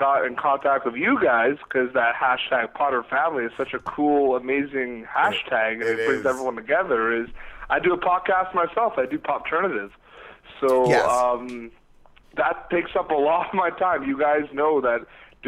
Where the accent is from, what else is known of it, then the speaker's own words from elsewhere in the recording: Canada; also born or lived in Ottawa; now in United States; I'm from Canada